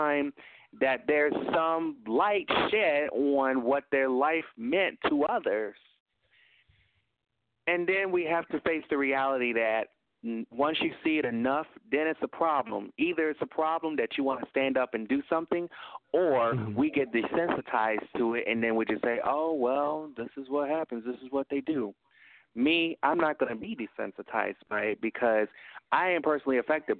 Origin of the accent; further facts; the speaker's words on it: Tennessee, United States; now in Illinois, United States; I'm from Tennessee.